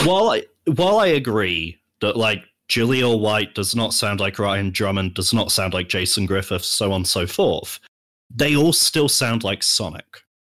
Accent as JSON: {"language": "English", "country": "United Kingdom", "said": "I'm British"}